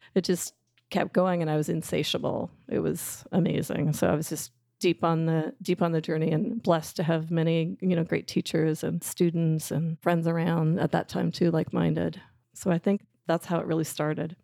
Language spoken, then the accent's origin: English; Canada; I'll say route 'cause I'm Canadian, not route